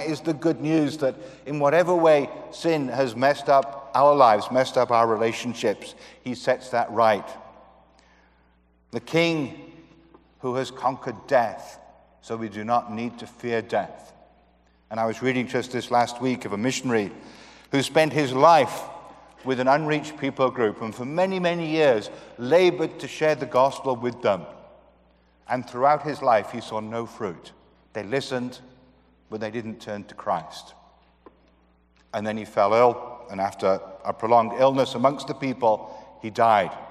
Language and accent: English; United Kingdom; I come from the United Kingdom. That's a physical area comprising Great Britain and Northern Ireland. And it confuses most people because we have about four different ways of referring to our country, uh, but we are the United Kingdom.